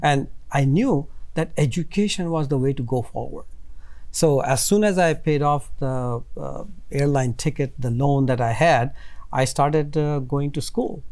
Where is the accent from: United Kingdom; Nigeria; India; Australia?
India; now in United States; growing up in India